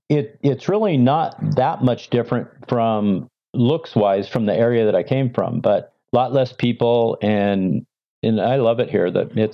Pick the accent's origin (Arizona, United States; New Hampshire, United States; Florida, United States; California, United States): California, United States; Walnut Creek; moved away as an adult; also born or lived in Montana / Sacramento, California; now in Idaho, United States; Walnut Creek, California. It's the East Bay Area.